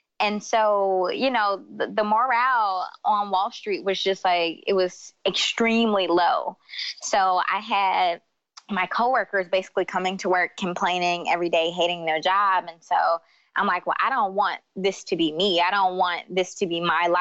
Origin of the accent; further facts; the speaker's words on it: Detroit, Michigan, United States; moved away as an adult; also born or lived in New York; I grew up in Detroit where the standard of beauty is light skin, long hair